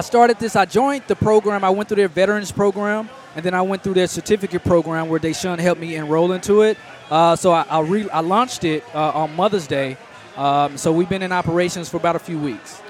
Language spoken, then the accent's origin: English; Dallas, Texas, United States; I'm originally from Dallas, Texas